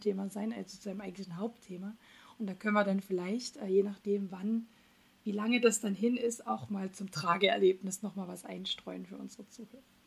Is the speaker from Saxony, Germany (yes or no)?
yes; Dresden, Saxony, Germany; born or raised there; now in Göttingen, Germany